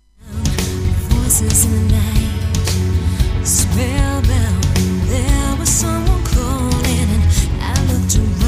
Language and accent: English; England, United Kingdom; I'm English